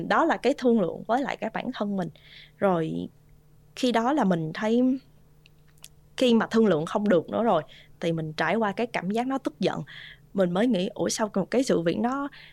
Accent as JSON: {"language": "Vietnamese", "country": "Vietnam", "moved": "yes", "said": "có một mình mình người Việt Nam trong cái khóa học"}